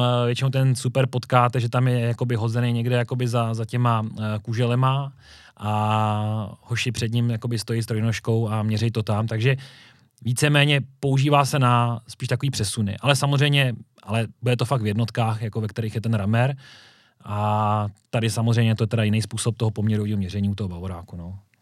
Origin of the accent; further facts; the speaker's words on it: Říčany, Central Bohemian Region, Czechia; A sám pocházím z Říčan